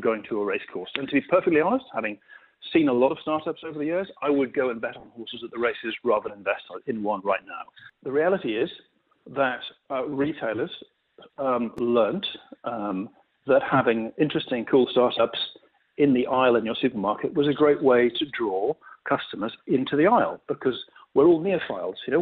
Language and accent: English; United Kingdom; you probably guessed by my accent where I'm from